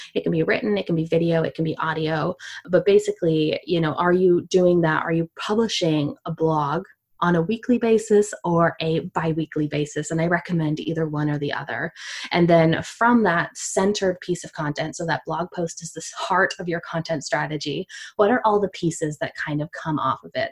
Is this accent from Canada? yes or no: yes; Canada; I'm from Canada